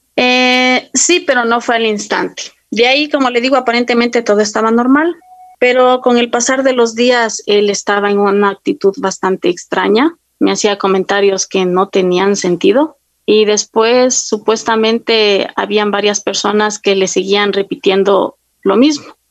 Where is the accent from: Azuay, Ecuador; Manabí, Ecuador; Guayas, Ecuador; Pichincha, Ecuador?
Pichincha, Ecuador; Quito; yo soy de Quito